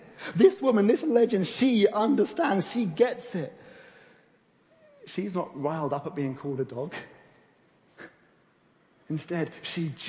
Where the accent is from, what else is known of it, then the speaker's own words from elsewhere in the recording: United Kingdom; we're British